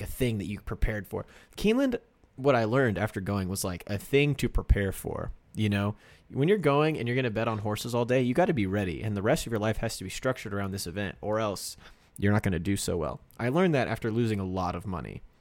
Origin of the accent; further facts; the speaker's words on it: Kansas, United States; moved away; I'm from Kansas